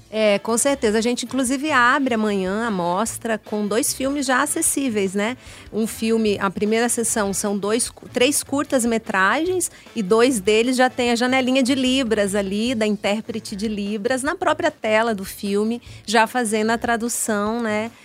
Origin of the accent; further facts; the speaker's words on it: Paraná, Brazil; now in Brasília, Brazil; Eu sou, eu sou paranaense, mas moro em Brasília, já me considero uma brasiliense